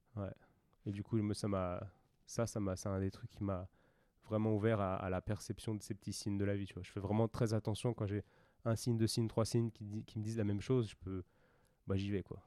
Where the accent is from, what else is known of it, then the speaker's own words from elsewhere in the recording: France; en tant que Français qui a fait une école d'ostéo